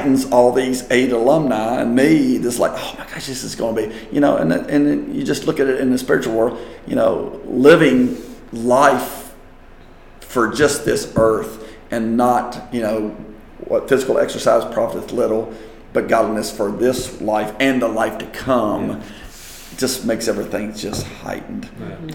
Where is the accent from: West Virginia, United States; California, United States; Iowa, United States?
West Virginia, United States; moved away; up to West Virginia, up to my hometown